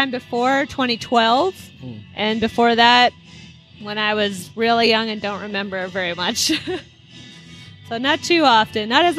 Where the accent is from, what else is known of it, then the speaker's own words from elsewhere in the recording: Philippines; As you mentioned before, I'm Filipino, and so, of course, there's Filipino beers out there.